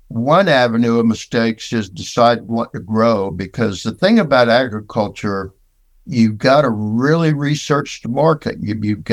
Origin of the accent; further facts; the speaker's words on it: West Palm Beach, Florida, United States; also born or lived in LaBelle, Florida; Growing up in West Palm